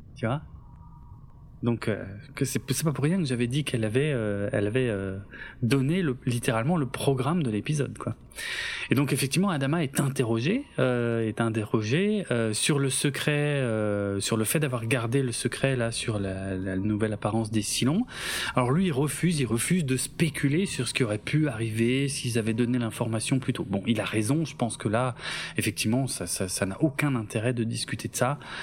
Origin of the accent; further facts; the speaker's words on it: Alsace, Grand Est, France; je suis alsacien d'origine